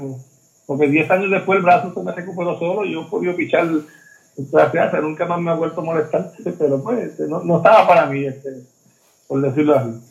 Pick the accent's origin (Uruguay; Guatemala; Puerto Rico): Puerto Rico; Mayagüez; yo me crié, obviamente, soy nacido en Mayagüez